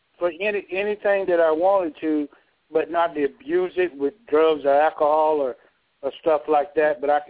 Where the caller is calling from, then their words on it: Georgia, United States; I'm calling from Georgia.